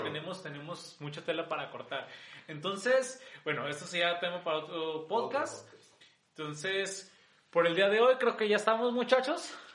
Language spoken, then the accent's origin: Spanish; Mexico; aquí en México somos súper fan de Dragon Ball